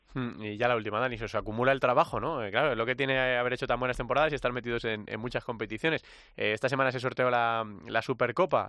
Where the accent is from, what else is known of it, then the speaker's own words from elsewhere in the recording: Leganés, Community of Madrid, Spain; venir a mi pueblo, venir a Leganés